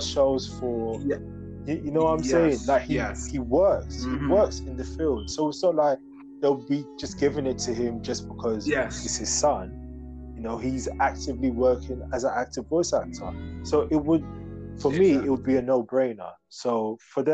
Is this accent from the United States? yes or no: no; Ghana; moved away; I'm originally from Ghana, West Africa.